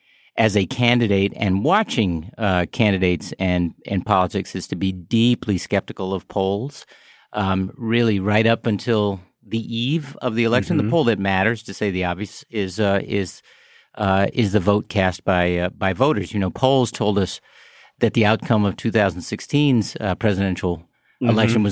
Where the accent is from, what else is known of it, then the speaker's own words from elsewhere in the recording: Chicago, Illinois, United States; the experience of growing up on the South Side of Chicago with other Black people and that I had and neighborhoods like it